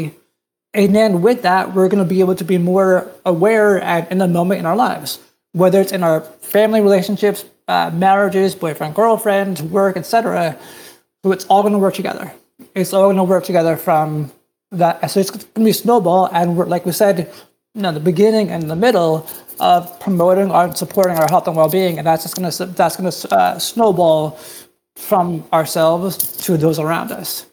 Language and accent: English; New Jersey, United States; I grew up in New Jersey, and I went to the Jersey Shore